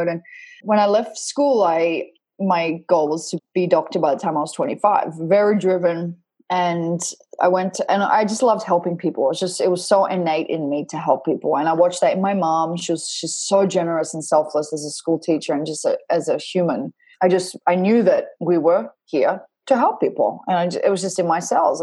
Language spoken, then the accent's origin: English; Perth, Western Australia, Australia; moved away; I grew up in Perth, Western Australia.